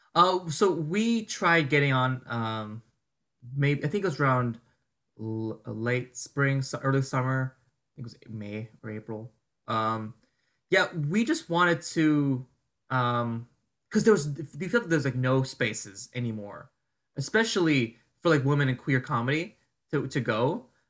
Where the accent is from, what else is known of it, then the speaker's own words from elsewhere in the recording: New Jersey, United States; moved away as an adult; now in New York, United States; I'm from Jersey. My family's from Jersey